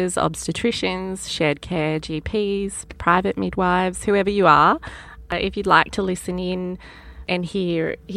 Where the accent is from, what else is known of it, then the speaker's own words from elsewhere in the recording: Australia; accent: Australian; our Australian accents